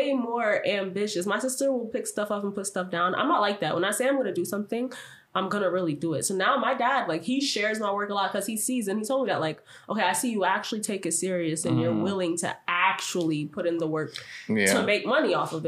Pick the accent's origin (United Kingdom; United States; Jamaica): Jamaica; I'm Jamaican too.